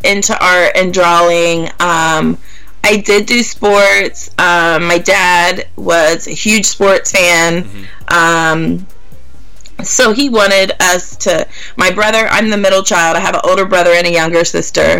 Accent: Gas City, Indiana, United States; The town I actually grew up in and went to school was Gas City

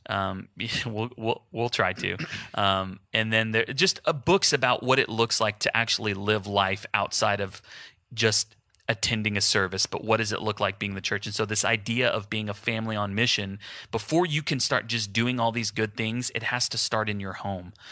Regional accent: Houston, Texas, United States; now in Wichita, United States; So my family's in Houston. I'm from Houston

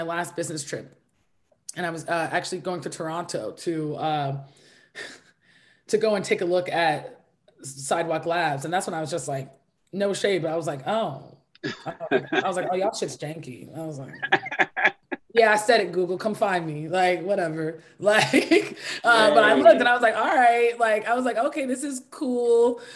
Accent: Nigeria; I'm Nigerian

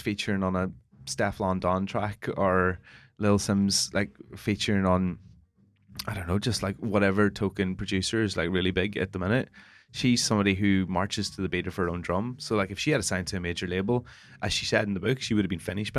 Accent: Northern Ireland, United Kingdom; I'm Northern Irish

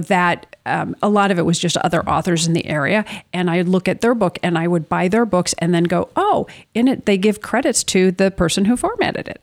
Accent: Minneapolis, Minnesota, United States; I grew up in the Twin Cities

